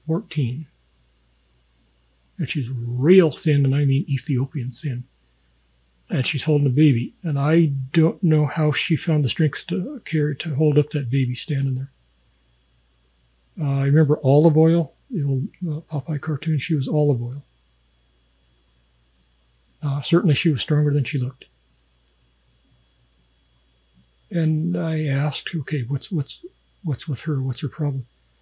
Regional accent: Canada; and am I American? No, I'm Canadian.

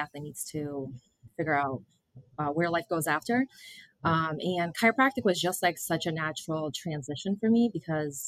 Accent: Massachusetts, United States; moved away as an adult; I grew up in Massachusetts.

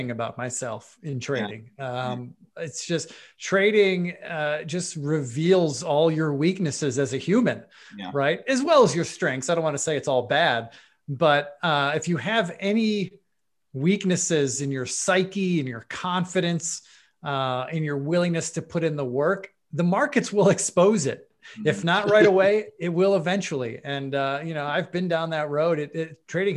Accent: Buffalo, New York, United States; moved away as an adult; also born or lived in Tampa / Chicago; I am from Buffalo, New York. I'm born and raised

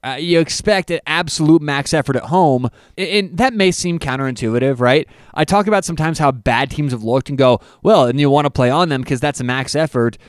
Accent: Denver, Colorado, United States; I'm from Denver

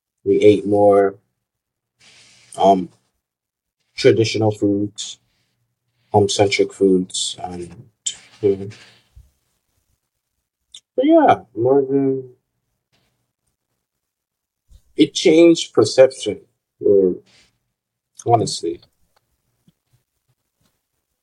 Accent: Nigeria; moved away; I'm from Nigeria

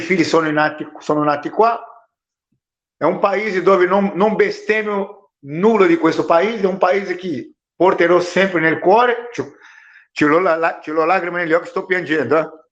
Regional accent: Brazil; Italian is a second language; moved away as an adult; now in Italy; Io ho vissuto in Brasile venticinque anni

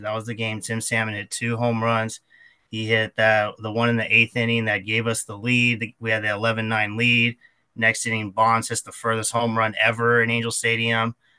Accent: Anaheim, California, United States; I grew up in Anaheim, and I'm I still live here

